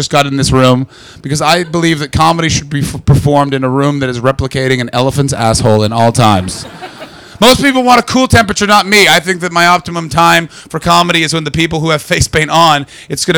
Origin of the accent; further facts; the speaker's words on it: Canada; moved away as an adult; now in London, United Kingdom; I'm Canadian.